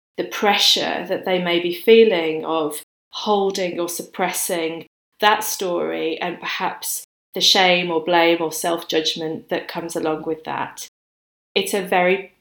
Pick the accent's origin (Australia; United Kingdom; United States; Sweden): United Kingdom; Birmingham, West Midlands; now in London, United Kingdom; I'm from a big city. So I grew up in Birmingham